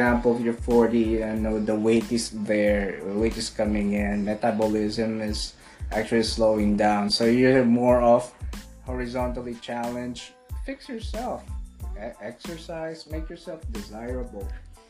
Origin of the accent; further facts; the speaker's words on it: Alberta, Canada; And I'm from Alberta